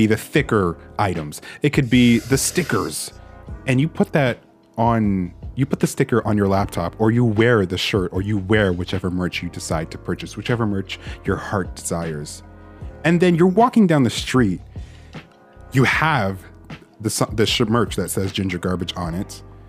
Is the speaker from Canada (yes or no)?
yes; Canada; I am Canadian